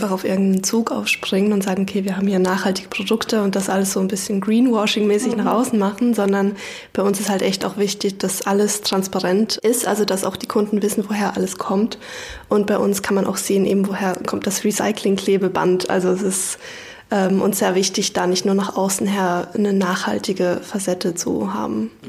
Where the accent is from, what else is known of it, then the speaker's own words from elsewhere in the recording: Hesse, Germany; ich komme ursprünglich aus Hessen und ich bin auch